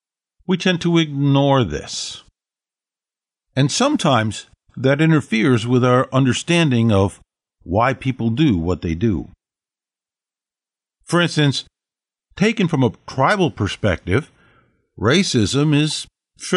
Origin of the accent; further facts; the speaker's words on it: United States; I'm an American mongrel